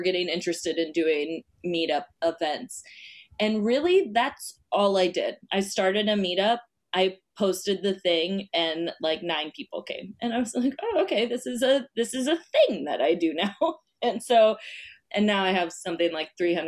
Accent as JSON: {"language": "English", "region": "Iowa", "country": "United States", "moved": "yes", "lives_now": "Queens, New York City, United States", "said": "I'm from Iowa originally"}